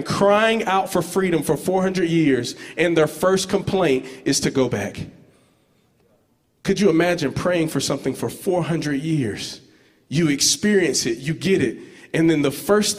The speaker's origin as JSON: {"language": "English", "town": "Georgetown", "region": "Georgia", "country": "United States", "said": "I'm from this place called Georgetown, Georgia. It's like on the outskirts of Albany"}